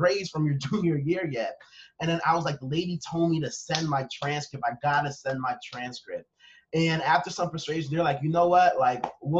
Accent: Long Island, New York, United States; I was raised in Long Island

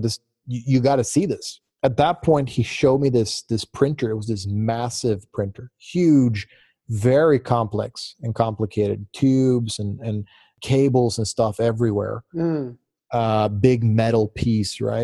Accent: Gothenburg, Västra Götaland, Sweden; also born or lived in Virginia, United States; now in Gothenburg, Sweden; I got into a school in Gothenburg, so the city where I was born

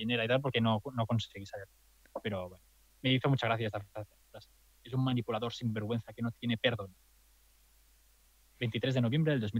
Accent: Catalonia, Spain; accent: Catalan; soy de Andorra porque claro, porque mi acento catalán no se disimula fácil.

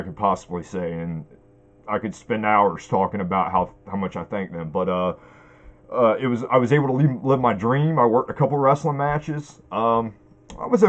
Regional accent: Wallops Island, Virginia, United States; now in Chincoteague, United States; I'm actually from Wallops Island, Virginia. This is where I grew up

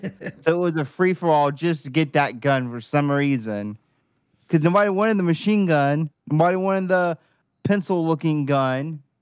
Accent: Polk County, Florida, United States

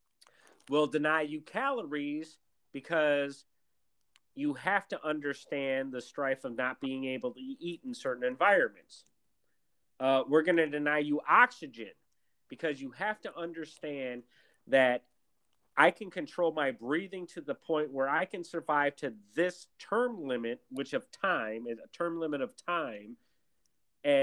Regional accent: Milwaukee, Wisconsin, United States; I grew up in Milwaukee, Wisconsin, a very segregated city

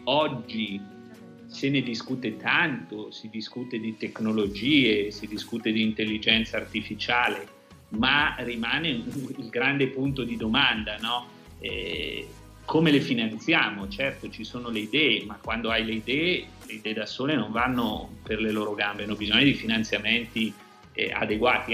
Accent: province of Bergamo, Lombardy, Italy; io vengo dalla provincia di Bergamo, noi siamo quelli che abbiamo sofferto di più

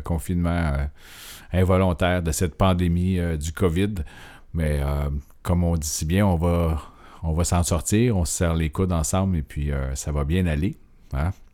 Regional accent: Montreal, Quebec, Canada; quand on vient de Montréal

